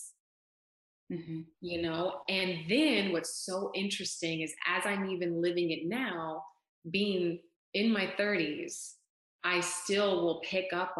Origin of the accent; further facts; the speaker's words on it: California, United States; moved away as an adult; now in Texas, United States; I'm from California, born and raised